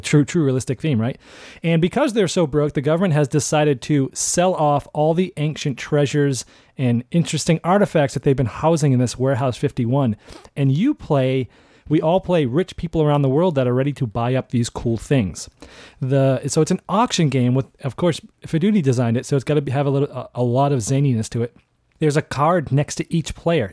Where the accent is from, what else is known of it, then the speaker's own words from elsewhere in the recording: Boston, Massachusetts, United States; I grew up in Boston